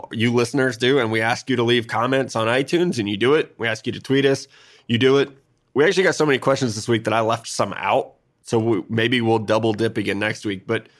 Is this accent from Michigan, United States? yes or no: no; Missouri, United States; I'm not good with, especially Italian last names. I'm from Missouri. Hard. You know, if you don't have like an English or an Irish last name, I didn't hear it growing up.